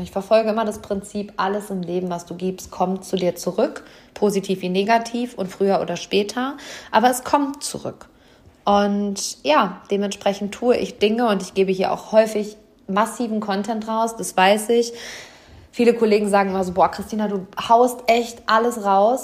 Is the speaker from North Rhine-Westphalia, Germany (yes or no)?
yes; Hamm, North Rhine-Westphalia, Germany; hier live vor Ort im Maxi-Park, also in meiner Heimatstadt, im Seminarraum über den Dächern von Hamm